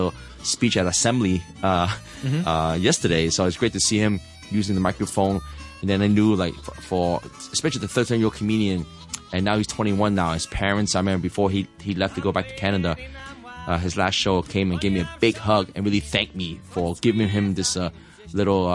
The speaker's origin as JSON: {"language": "English", "town": "New York City", "region": "New York", "country": "United States", "moved": "yes", "lives_now": "Hong Kong", "said": "I'm from New York City"}